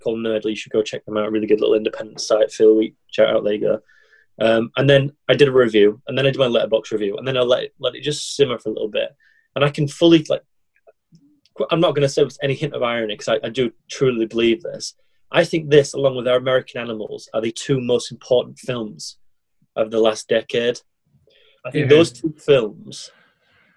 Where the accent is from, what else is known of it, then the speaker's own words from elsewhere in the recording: England, United Kingdom; As an Englishman in another foreign country